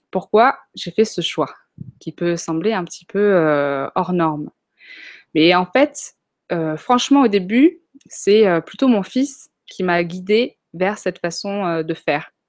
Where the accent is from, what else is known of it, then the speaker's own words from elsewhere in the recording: Chad; donc on a grandi au Tchad, en Afrique, dans la brousse même